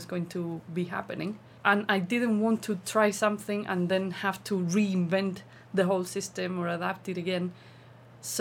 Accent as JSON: {"language": "English", "town": "Olivares", "region": "Andalusia", "country": "Spain", "said": "I am from Olivares, a small, well, it's a village in Sevilla province."}